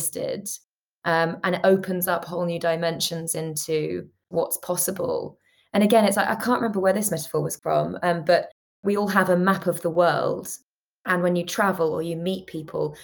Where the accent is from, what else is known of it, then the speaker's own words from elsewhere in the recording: London, United Kingdom; I grew up in London, and London can be such a bubble